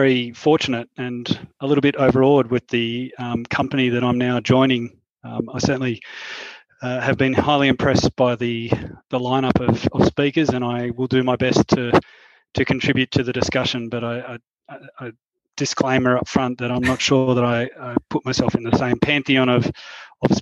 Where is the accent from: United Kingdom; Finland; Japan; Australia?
Australia; Queensland; moved away as an adult; my home state of Queensland